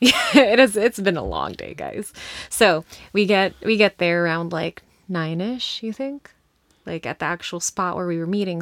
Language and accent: English; United States; we're from the U S.